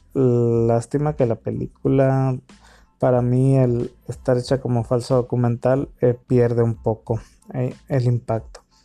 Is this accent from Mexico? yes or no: yes; Mexico; soy mexicano